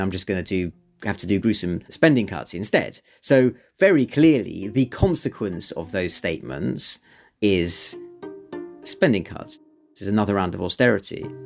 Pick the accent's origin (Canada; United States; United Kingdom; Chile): United Kingdom; London; I don't live, live in North London, but I grew up in North London